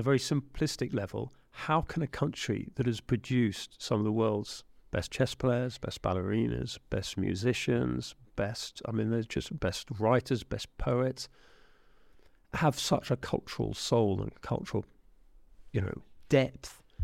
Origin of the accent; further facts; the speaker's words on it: England, United Kingdom; an Englishman